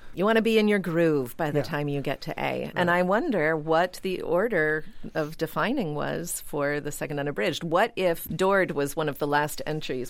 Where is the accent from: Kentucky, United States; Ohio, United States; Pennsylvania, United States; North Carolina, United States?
Pennsylvania, United States; Pittsburgh; I am from Pittsburgh